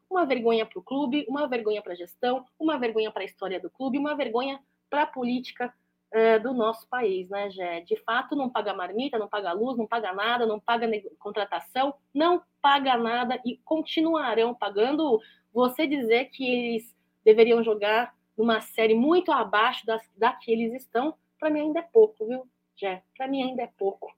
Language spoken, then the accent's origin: Portuguese; Brazil; já sou nascida no Brasil, um país que acolheu meus pais, acolheu minha, meus avós